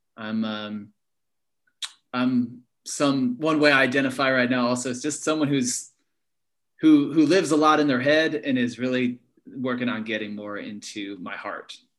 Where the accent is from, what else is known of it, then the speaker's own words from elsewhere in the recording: Berkeley, California, United States; where I grew up in Berkeley Hills